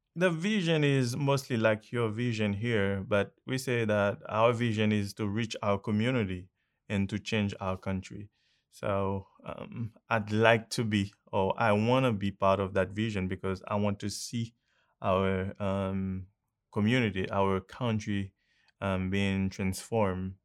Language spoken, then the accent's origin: English; Haiti; I'm from Haiti.